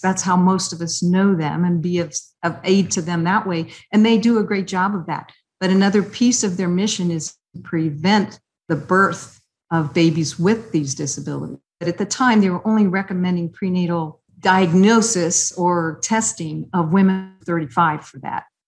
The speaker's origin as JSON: {"language": "English", "town": "Columbus", "region": "Ohio", "country": "United States", "tie": "born or raised there", "moved": "as an adult", "lives_now": "Cincinnati, United States", "said": "I grew up in Columbus"}